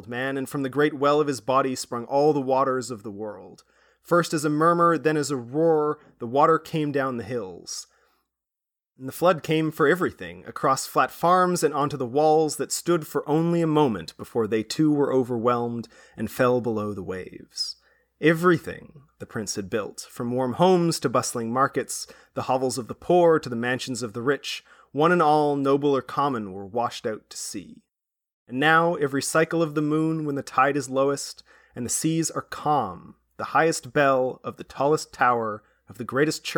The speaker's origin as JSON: {"language": "English", "region": "Wales", "country": "United Kingdom", "moved": "yes", "said": "I come from Wales. It's like I have some family there still"}